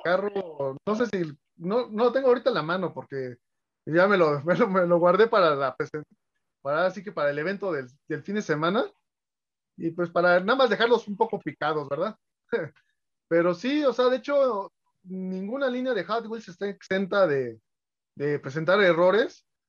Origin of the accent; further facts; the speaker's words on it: Mexico City, Mexico; soy coleccionista de la Ciudad de México